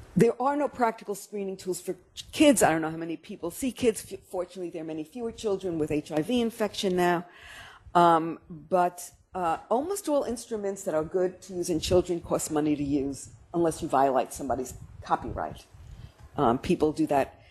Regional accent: New York City, New York, United States; I'm a New Yorker and we have to do everything fast

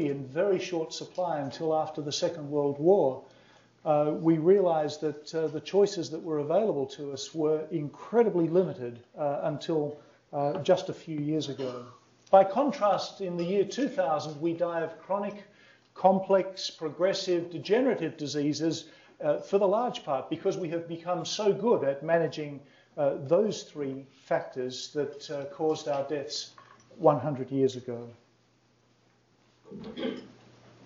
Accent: Australia; I come from Australia

